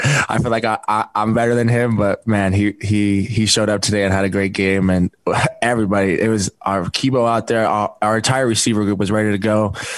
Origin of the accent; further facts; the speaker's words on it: Provo, Utah, United States; being able to come back to my hometown right where I grew up. I grew up right next to Kiwanis Park in the Tree Street. So I've been in BYU's backyard for a long time